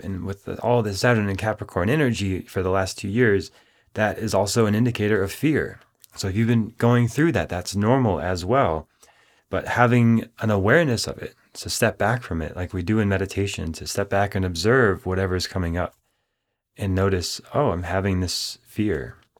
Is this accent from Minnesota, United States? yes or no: yes; Minneapolis, Minnesota, United States; when I was beginning my studies in Minneapolis, Minnesota, growing up